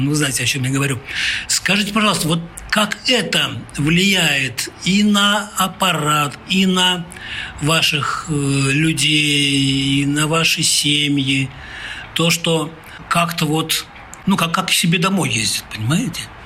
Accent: Orenburg Oblast, Russia; Я человек провинциальный из Оренбуржья

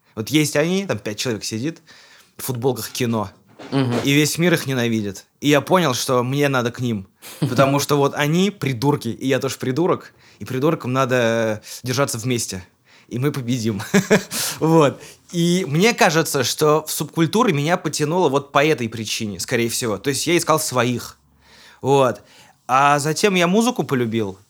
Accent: Kazan, Tatarstan, Russia; я уроженец Казани, мне 34 года

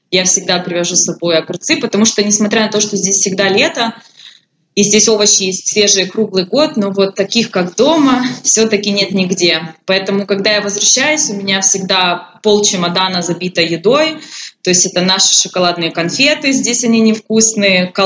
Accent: Poltava Oblast, Ukraine; Я училась в Харькове, а я родом из Полтавской области.

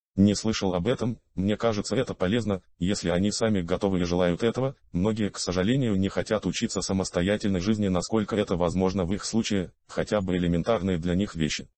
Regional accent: Saint Petersburg, Russia; я родился и вырос в Питере.

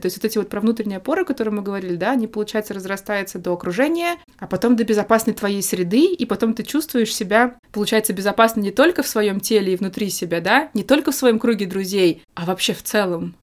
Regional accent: Moscow, Russia; moved away as an adult; also born or lived in Spain; Москва мой родной город

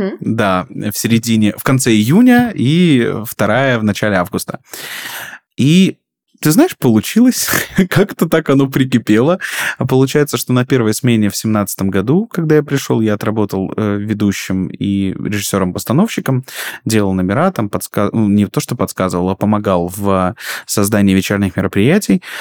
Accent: Rostov Oblast, Russia; moved away as an adult; also born or lived in Krasnodar; я приехал, такая звездочка из Ростовской области

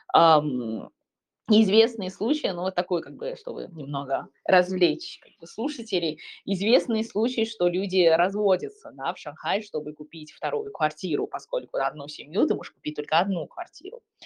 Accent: China; moved away; В моем родном городе, а, который где-то там Сороковой, наверное, по крупности города в Китае

